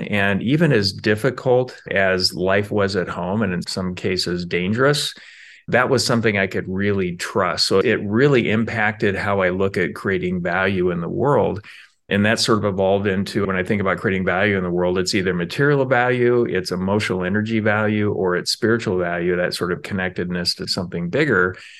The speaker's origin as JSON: {"language": "English", "town": "Spokane", "region": "Washington", "country": "United States", "tie": "born or raised there", "said": "As a kid, I mostly remember growing up in Spokane, Washington. My parents struggled a lot, and we moved a lot. As a result, I went to five different high schools."}